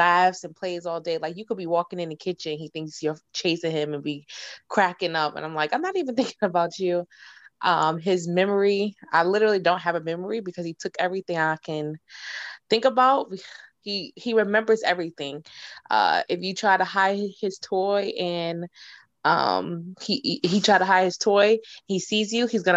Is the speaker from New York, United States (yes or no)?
yes; New York, United States; moved away as an adult; also born or lived in Lansing, Michigan; I'm from New York